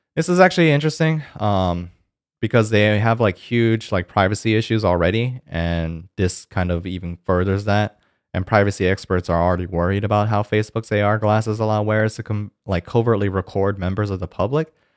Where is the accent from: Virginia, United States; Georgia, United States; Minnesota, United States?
Georgia, United States; Georgia, uh, my home state